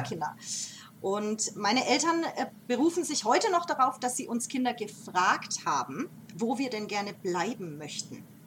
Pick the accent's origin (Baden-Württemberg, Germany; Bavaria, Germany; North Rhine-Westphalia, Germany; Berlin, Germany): Bavaria, Germany; Nuremberg; also born or lived in Denmark; geboren und aufgewachsen hier in der, in der Gappenstadt